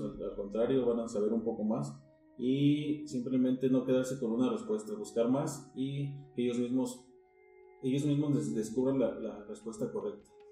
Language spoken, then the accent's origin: Spanish; Mexico; como baristas mexicanos